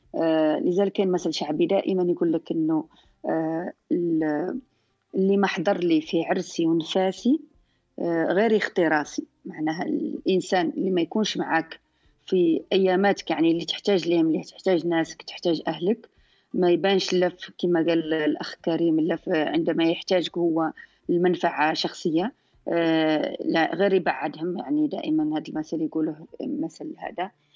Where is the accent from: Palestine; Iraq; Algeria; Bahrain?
Algeria; southern Algeria; احنا في خصوصا عندنا في الجنوب